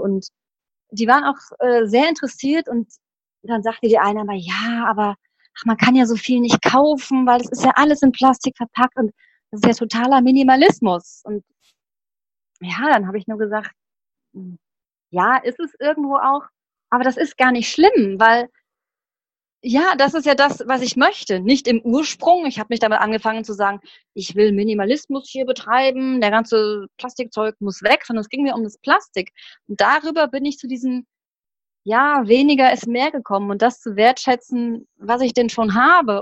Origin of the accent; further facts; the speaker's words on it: Rodgau, Hesse, Germany; ich komme aus dem Rottgau, ich weiß nicht, ob die Leute das kennen, das ist hm, das ist südlich von Offenbach